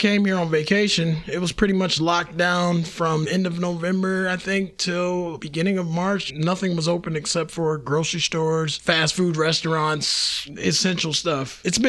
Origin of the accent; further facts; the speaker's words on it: Three Rivers, Michigan, United States; moved away as an adult; now in Kaiserslautern, Germany; I'm originally from Three Rivers, Michigan. Left Three Rivers in 2002 to the Army